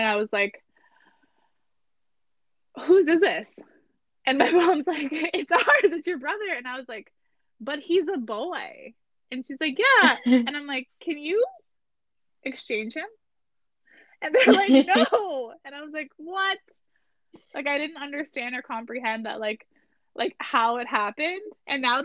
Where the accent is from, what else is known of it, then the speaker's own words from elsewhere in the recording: Garden River, Ontario, Canada; also born or lived in Sault Ste. Marie, Ontario; I moved from Sault Ste. Marie to Ottawa, or like from to Garden River.